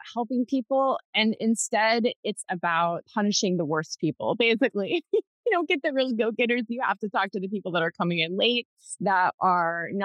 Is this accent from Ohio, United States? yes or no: yes; Southern Ohio, United States; also born or lived in Columbus, Ohio; I grew up in Southern Ohio, and now I live just outside of Columbus